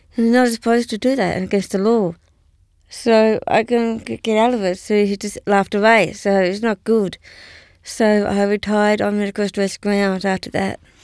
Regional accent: Canberra, Australian Capital Territory, Australia; I grew up in Canberra at that time

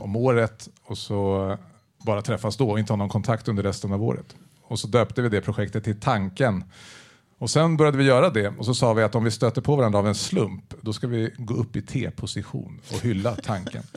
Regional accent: Täby, Stockholm County, Sweden; Jag kommer från Täby

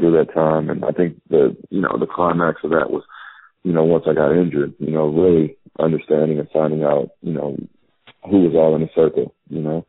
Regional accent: Illinois, United States; being from Illinois

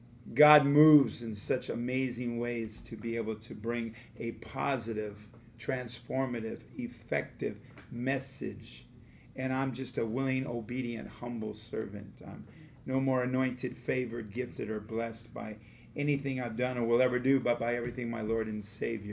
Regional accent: Los Angeles, California, United States; I was brought up in Los Angeles

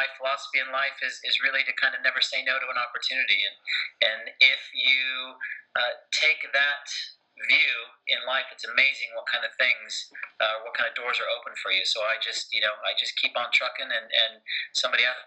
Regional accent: United States; moved away as an adult; now in United Kingdom; as you can tell from my accent, I grew up in America, been in the UK for about 10 years

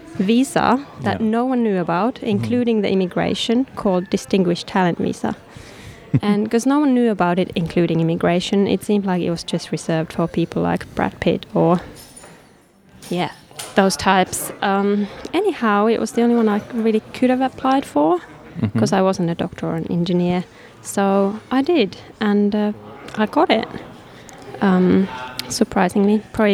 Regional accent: Helsinki, Uusimaa, Finland; English is a second language; I am from Finland, and there's not many people there, so, you know, if you want to get something made, you need to make it yourself.

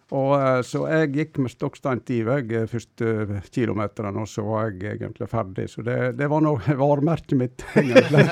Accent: a roadless farm near Stryn, Vestland, Norway; Jeg bodde på en veiløs gard. Det var 500 meter ned til riksveien

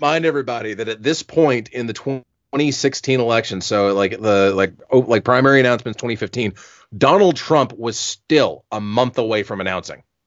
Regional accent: South Carolina, United States; my home state of South Carolina

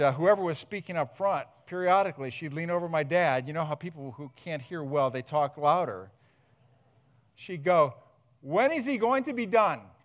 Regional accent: Huron, Ohio, United States; also born or lived in Akron; we moved from Akron back up to here, grew up in Huron

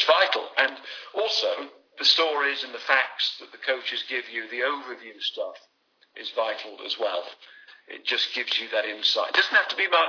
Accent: England, United Kingdom; I'm still an Englishman

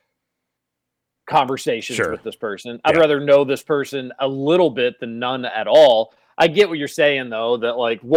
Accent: Northfield, Kentucky, United States; I was born in Northfield over there on the other side of Brownsboro. I only lived there for a few years

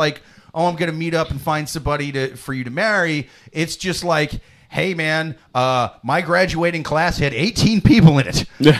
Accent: Midwest, United States; I'm from the Midwest.

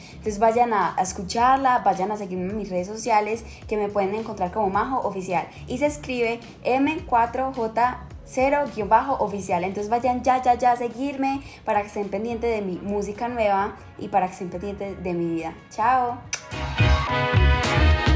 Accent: Medellín, Antioquia, Colombia; also born or lived in Chile; desde cuando me vine a vivir a Medellín, porque yo nací en Chile

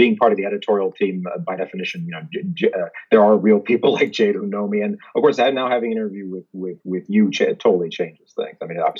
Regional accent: Jakarta, Indonesia; born there; I was born in Jakarta, but have only ever been American because Indonesia doesn't actually allow dual citizenship.

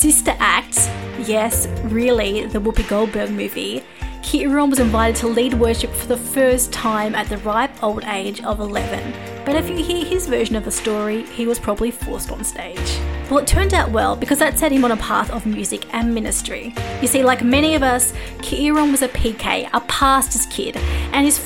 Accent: Australia; I am Australian

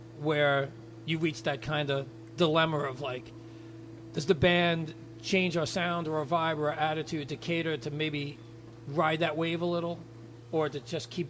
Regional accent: New York, United States; I'm from New York.

